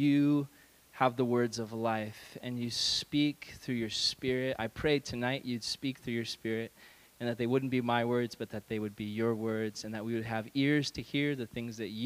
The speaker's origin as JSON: {"language": "English", "region": "California", "country": "United States", "said": "I'm a Californian"}